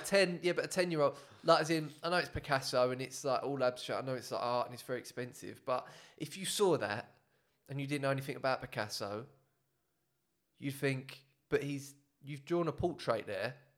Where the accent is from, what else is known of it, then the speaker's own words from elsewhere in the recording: England, United Kingdom; I'm very much English